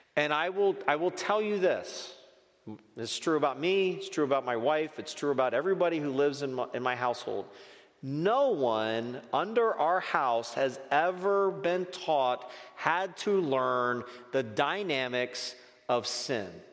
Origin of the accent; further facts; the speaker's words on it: Northeast, United States; moved away; I grew up in the Northeast